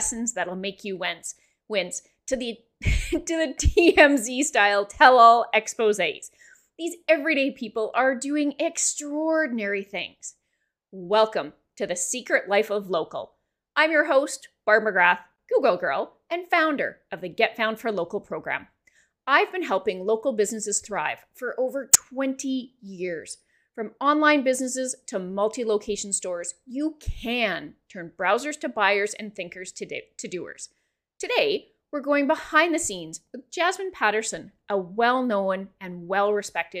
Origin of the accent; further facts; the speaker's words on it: Saskatchewan, Canada; also born or lived in Ontario; I'm from Saskatchewan